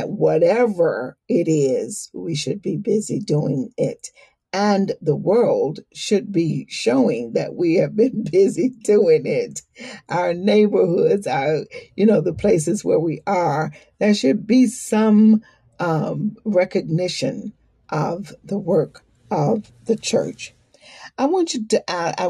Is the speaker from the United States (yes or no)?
yes; the South, United States; moved away; also born or lived in New York City; we had been walking down the streets of the South in my hometown, in the South